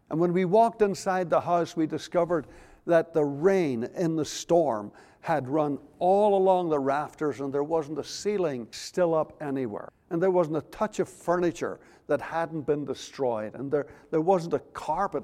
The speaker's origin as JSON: {"language": "English", "town": "Belfast", "region": "Northern Ireland", "country": "United Kingdom", "tie": "born or raised there", "also_born_or_lived": "Moss Point, Mississippi", "moved": "yes", "lives_now": "United States", "said": "we as youngsters growing up in Belfast"}